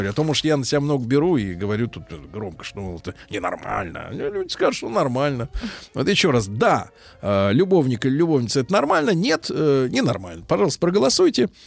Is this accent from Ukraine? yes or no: no; Saint Petersburg, Russia; Я из Ленинграда.